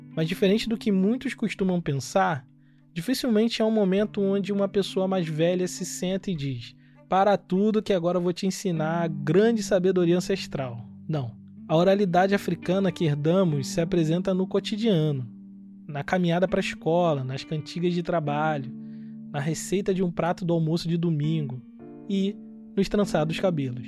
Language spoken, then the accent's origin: Portuguese; Nova Iguaçu, Rio de Janeiro, Brazil; now in Joinville, Brazil; lá em Austin, Nova Iguaçu, que é o bairro onde eu cresci